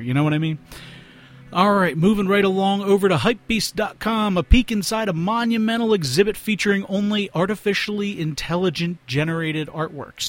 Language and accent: English; Philadelphia, Pennsylvania, United States; we are from Philadelphia